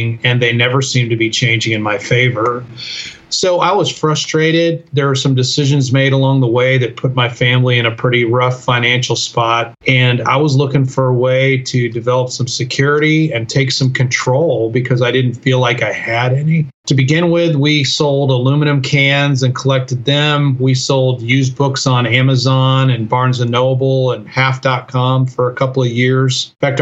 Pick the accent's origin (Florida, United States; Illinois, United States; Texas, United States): Illinois, United States; Chicago; moved away as an adult; also born or lived in Colorado Springs; I grew up in the Chicago area